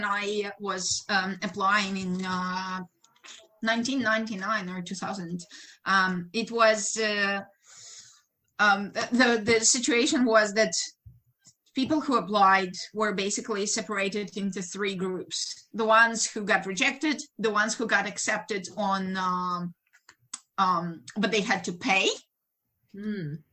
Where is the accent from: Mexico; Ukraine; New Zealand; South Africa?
Ukraine; English is a second language; moved away as an adult; now in United States; in Ukraine, we start pretty early. I was 13 when I started college.